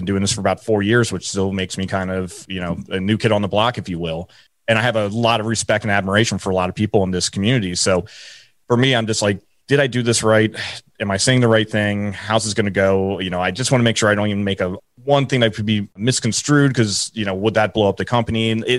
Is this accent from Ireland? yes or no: yes; Ireland; You know, for me, I always joke around, I'm Irish.